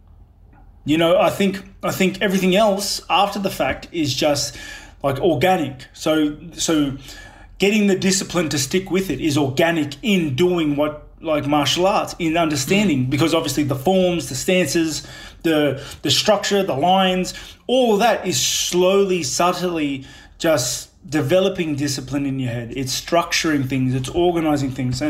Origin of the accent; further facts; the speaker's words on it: Sydney, New South Wales, Australia; also born or lived in New Zealand; I grew up in Housing Commission in Sydney.